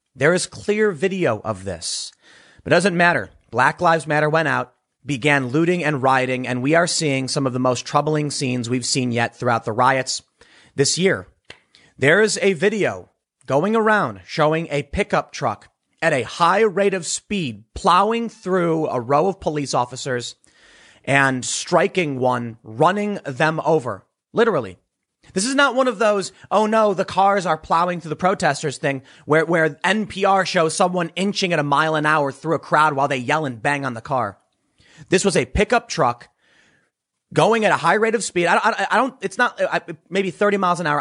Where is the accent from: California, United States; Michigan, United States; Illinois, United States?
Illinois, United States; Chicago; I'm from Chicago